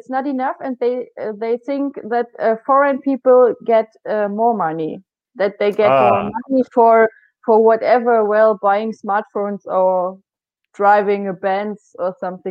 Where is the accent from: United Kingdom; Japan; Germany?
Germany; East Germany; English is a second language; now in Lower Saxony, Germany; I'm from East Germany